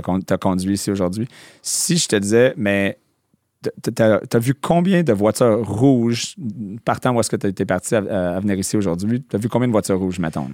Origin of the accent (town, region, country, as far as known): Montreal, Quebec, Canada; born or raised there; also born or lived in New Brunswick